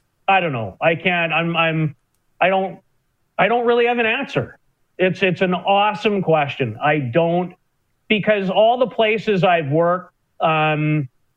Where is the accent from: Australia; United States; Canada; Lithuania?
Canada; Saskatchewan; moved away; I'm born and raised in Saskatchewan